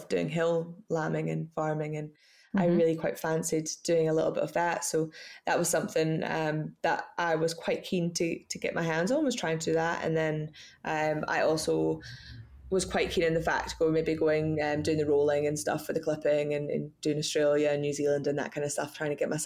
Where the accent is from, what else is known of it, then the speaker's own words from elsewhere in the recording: Scottish Borders, Scotland, United Kingdom; I was brought up in the Scottish Borders on a farm called Middle Third Farm